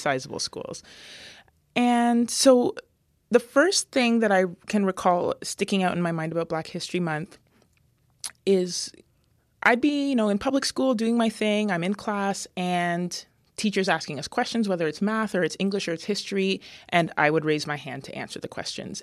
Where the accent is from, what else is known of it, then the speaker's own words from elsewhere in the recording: London, Ontario, Canada; moved away; growing up in London, Ontario was very interesting.